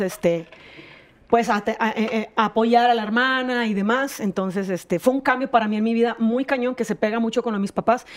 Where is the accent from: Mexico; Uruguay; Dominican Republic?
Mexico; Monterrey, Nuevo León; accent: norteña; moved away as an adult; now in Mexico City, Mexico; yo somos de Monterrey.